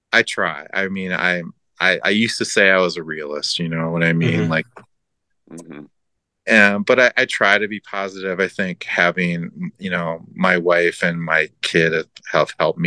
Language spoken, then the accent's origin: English; Minnesota, United States; moved away as an adult; now in Buffalo, United States; in Minnesota, which is in my hometown.